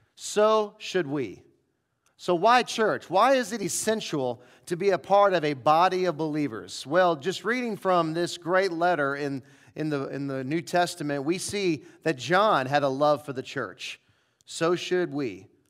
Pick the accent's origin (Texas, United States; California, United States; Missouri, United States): Missouri, United States; St. Louis; moved away; I grew up in Saint Louis